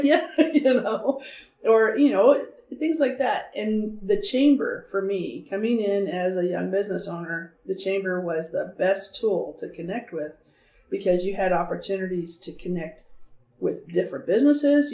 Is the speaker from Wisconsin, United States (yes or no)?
no; Canyonville, Oregon, United States; I grew up outside of Canyonville